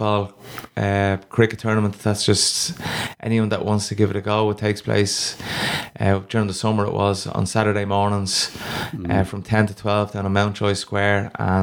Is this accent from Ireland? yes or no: yes; Rush, Leinster, Ireland; I'm from Rush now, and I've been playing with Malahide for probably the last 14 years